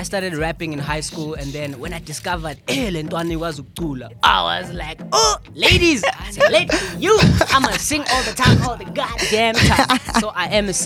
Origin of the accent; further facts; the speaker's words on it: KwaZulu-Natal, South Africa; I'm Zulu